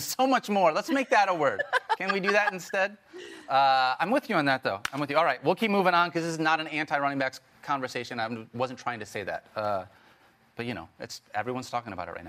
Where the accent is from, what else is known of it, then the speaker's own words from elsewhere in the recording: Michigan, United States; I grew up from Michigan